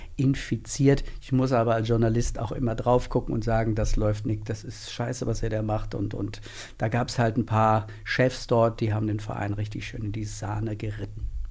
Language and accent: German; Northern Hesse, Germany; moved away as an adult; also born or lived in Mainz; ich komme gebürtig aus Nordhessen